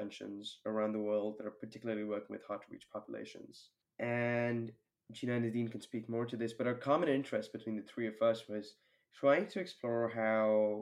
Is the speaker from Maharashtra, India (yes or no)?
yes; Mumbai, Maharashtra, India; moved away as an adult; also born or lived in Toronto, Canada; I grew up in India, and especially living in a city like Mumbai.